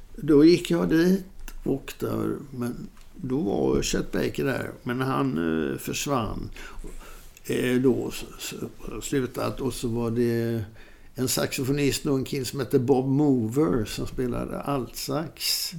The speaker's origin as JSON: {"language": "Swedish", "country": "Sweden", "said": "jag var från Sweden"}